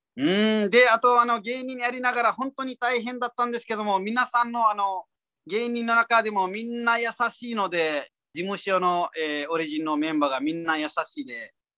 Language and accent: Japanese; Nepal; Japanese is a second language; moved away as an adult; now in Japan